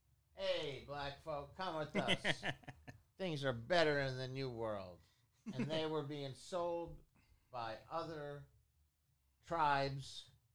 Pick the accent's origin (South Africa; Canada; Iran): Iran; I'm from Iran.